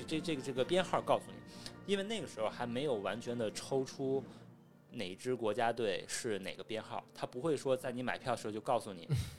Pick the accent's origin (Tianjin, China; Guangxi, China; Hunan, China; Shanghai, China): Tianjin, China; 我是天津人